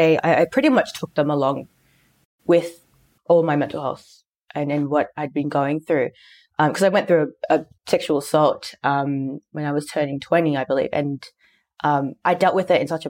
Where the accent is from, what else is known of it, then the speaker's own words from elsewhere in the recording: Sydney, New South Wales, Australia; being, you know, Filipino and growing up in Sydney